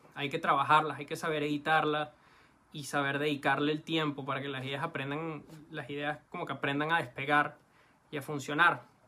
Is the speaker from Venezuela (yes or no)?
yes; Venezuela; sobre todo como venezolano